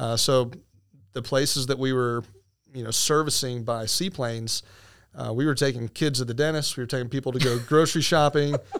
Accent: Venice, Florida, United States; now in Winter Haven, United States; I actually came home, uh, to Venice on a summer break between my junior and senior year

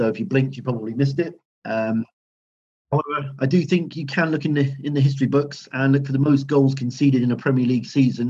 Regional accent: Swindon, South West England, United Kingdom; born there; also born or lived in Canada; I was born in Swindon. I moved to Canada, just outside of Toronto in 1988. Moved back to the UK in 2002.

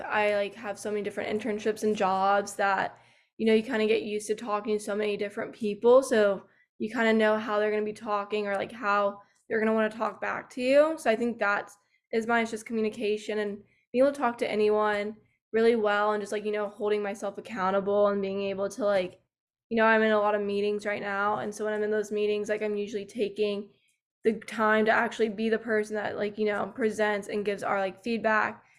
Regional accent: Georgia, United States; moved away as an adult; now in Tennessee, United States; I'm actually from Georgia, but I go to school in Tennessee.

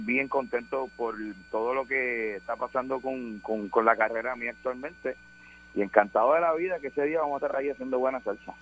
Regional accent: Marianao, Havana, Cuba; Yo soy de Marianao, yo soy cubano

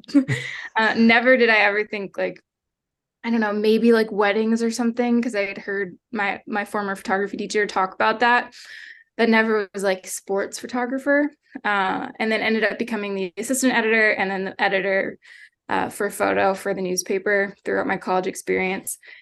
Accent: Hershey, Pennsylvania, United States; moved away as an adult; also born or lived in Lynchburg, Virginia; now in Ohio, United States; I grew up in Hershey, Pennsylvania

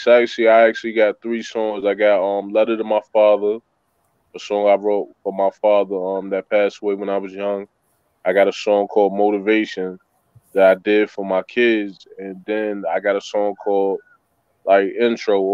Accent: Newport News, Virginia, United States; moved away; also born or lived in Brooklyn, New York; I was born in Newport News, Virginia. Raised there, but I was also raised in Brooklyn, New York

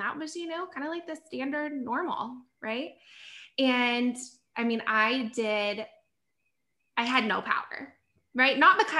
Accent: the South, United States; So I'm from the South and love where I'm from, so proud.

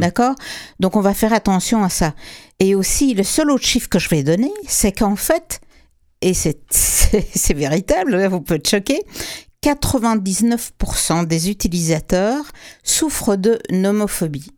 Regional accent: Quebec, Canada; chez nous au Québec

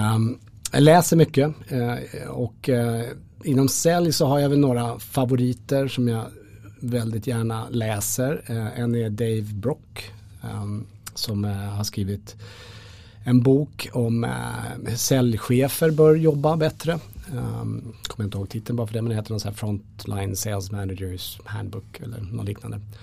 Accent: Sweden; vi som svenskar

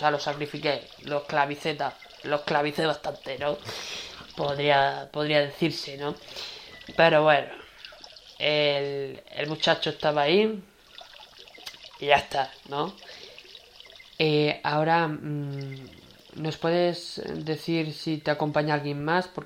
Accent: Seville, Andalusia, Spain; now in Lugo, Spain; Mami, yo realmente soy de Sevilla, pero me vine aquí al Lugo Mm. Me vine aquí a Lugo a vivir porque era una zona bonita

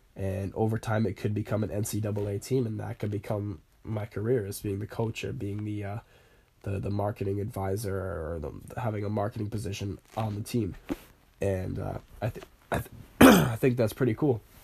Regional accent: Warwick, Rhode Island, United States; now in North Kingstown, United States; I kinda grew up in the Warwick area

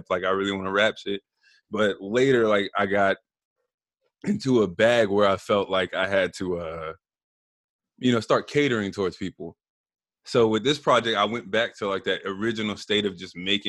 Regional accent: Southern California, United States; I'm from Southern California

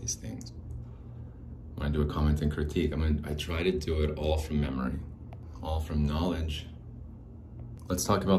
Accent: Arizona, United States; I was still just a young lad growing up in Arizona

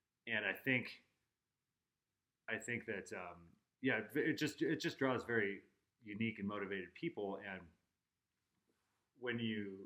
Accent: Rapid City, South Dakota, United States; moved away as an adult; also born or lived in Moorhead, Minnesota / Fargo, North Dakota; now in Jackson, United States; I grew up in Rapid City, South Dakota

